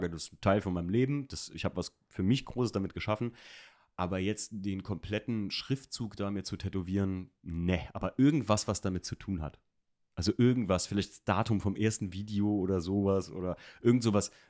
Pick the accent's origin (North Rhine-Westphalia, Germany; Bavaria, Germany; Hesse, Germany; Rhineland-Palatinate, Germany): Rhineland-Palatinate, Germany; Alken; da wo ich aufgewachsen bin in Alken, da wurden früher Bergrennen gefahren